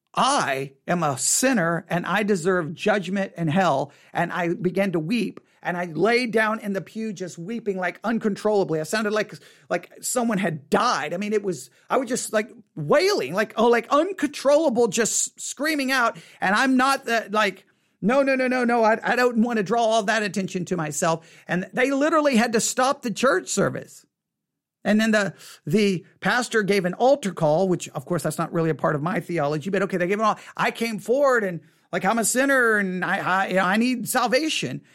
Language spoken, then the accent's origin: English; Texas, United States; accent: Texas; my Texas accent